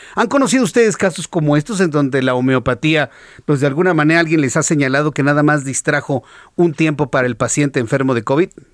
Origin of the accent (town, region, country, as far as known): Mexico